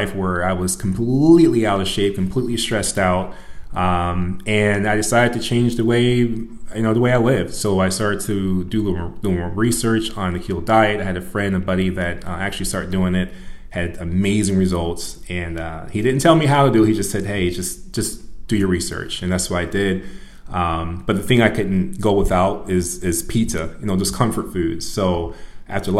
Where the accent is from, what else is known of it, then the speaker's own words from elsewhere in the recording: Rock Island, Illinois, United States; also born or lived in Florida; I'm originally from the Quad City area. I was raised in Rock Island.